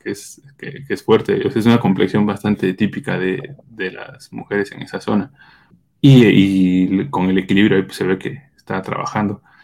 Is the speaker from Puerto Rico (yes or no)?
no; Oaxaca, Mexico; no del istmo, pero sí, soy también oaxaqueño